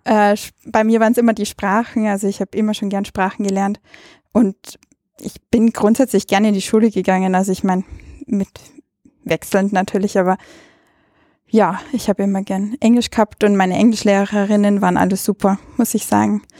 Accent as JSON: {"language": "German", "town": "Ainring", "region": "Bavaria", "country": "Germany", "tie": "born or raised there", "also_born_or_lived": "Salzburg, Austria", "moved": "yes", "lives_now": "Vienna, Austria", "said": "ich bin also an der Grenze aufgewachsen zwischen Österreich und Deutschland"}